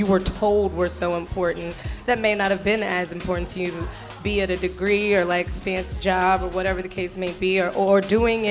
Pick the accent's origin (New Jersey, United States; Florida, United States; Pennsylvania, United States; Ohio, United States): Florida, United States; Tallahassee; I'm from Tallahassee, Florida